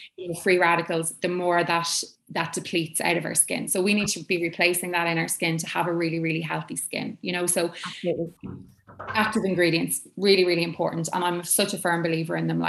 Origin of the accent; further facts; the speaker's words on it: Ireland; as Irish people, you know, we kind of like, oh, we don't get much sun in Ireland